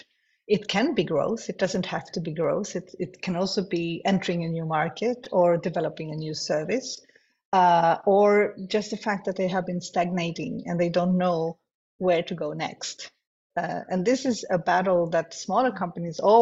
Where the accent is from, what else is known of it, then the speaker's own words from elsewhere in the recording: Sweden; Malmö is not my home city, but Sweden is my home country. I live 2 hours from Malmö.